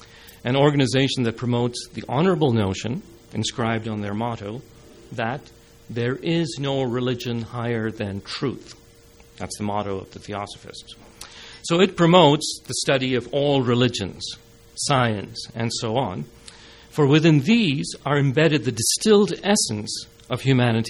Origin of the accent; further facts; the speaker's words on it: India; now in Canada; I was born in India